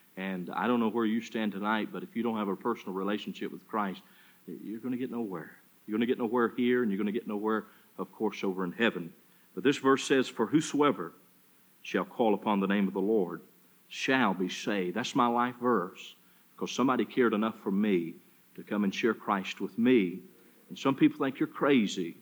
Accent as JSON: {"language": "English", "town": "Charlotte", "region": "North Carolina", "country": "United States", "moved": "yes", "lives_now": "Sioux City, United States", "said": "From Charlotte, North Carolina"}